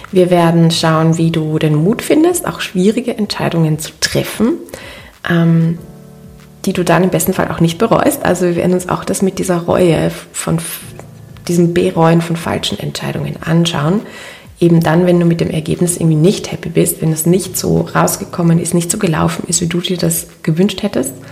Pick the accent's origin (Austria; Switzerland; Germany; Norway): Austria; Linz, Upper Austria; Ich wollte diese Podcast-Folge ja eigentlich in meiner Heimatstadt in Linz in Oberösterreich aufnehmen.